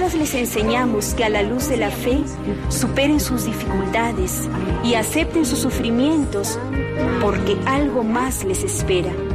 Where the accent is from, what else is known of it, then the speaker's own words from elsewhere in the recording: Peru; soy de Perú